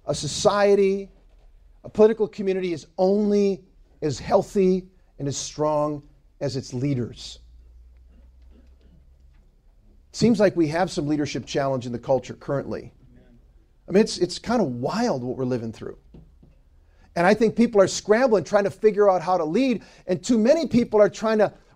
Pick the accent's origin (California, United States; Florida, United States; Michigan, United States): Michigan, United States; Ann Arbor; I'm from Ann Arbor